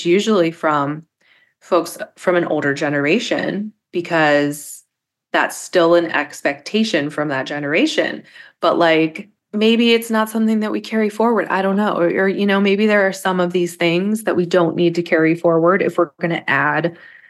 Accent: Pittsburgh, Pennsylvania, United States; We're also from Pittsburgh, where like at weddings, we have cookies everywhere

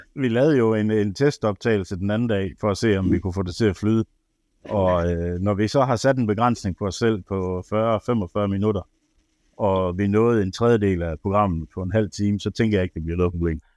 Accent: Ribe, Southern Denmark, Denmark; now in Aarhus, Denmark; Jeg er fra Ribe af

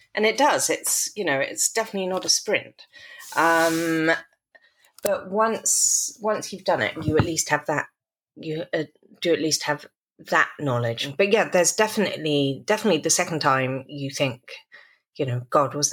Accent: Stratford-upon-Avon, West Midlands, United Kingdom; now in New York City, United States; I come from Stratford-on-Avon

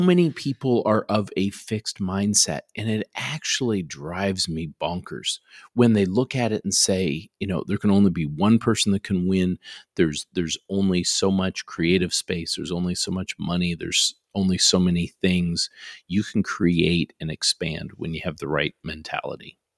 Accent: Canada; now in Garland, United States; I grew up in Canada

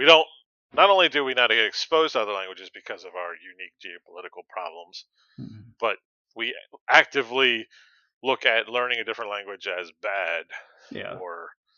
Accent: United States; as an American.

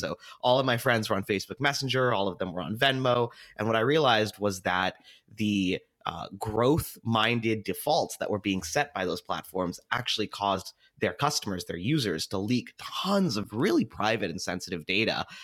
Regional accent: Seattle, Washington, United States; I was born and raised in Seattle

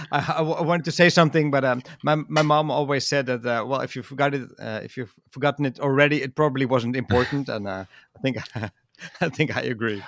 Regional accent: Netherlands; English is a second language

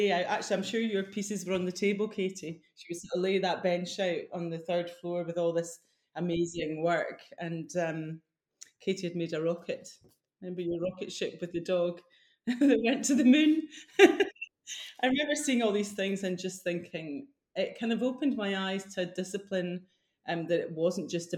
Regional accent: Fife, Scotland, United Kingdom; also born or lived in Edinburgh; I'm from Fife, so it wasn't far away, but it was far enough away that I could leave home

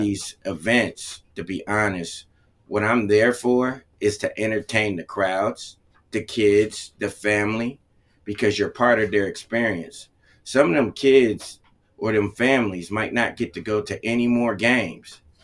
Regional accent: Cleveland, Ohio, United States; also born or lived in Connecticut; I was born in Connecticut, and then they moved to Ohio in Cleveland

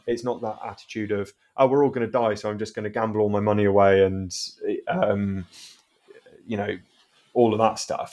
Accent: South Devon, South West England, United Kingdom; also born or lived in Southampton; I've always grown up in South Devon

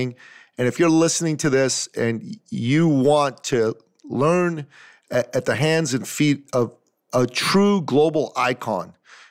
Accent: Toronto, Ontario, Canada; my hometown, Toronto

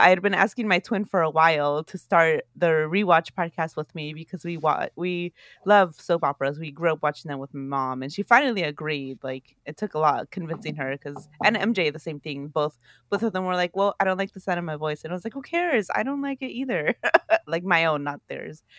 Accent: Oakland, California, United States; growing up in Oakland, California

